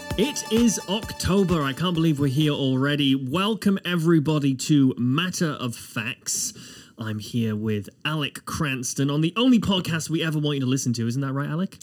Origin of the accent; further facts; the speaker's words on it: United Kingdom; now in Nova Scotia, Canada; as a Brit